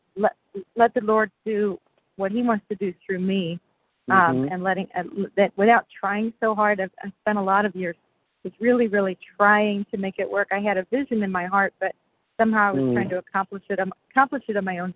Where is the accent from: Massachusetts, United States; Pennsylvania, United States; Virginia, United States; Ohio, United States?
Pennsylvania, United States; Reading; I was born in Reading, Pennsylvania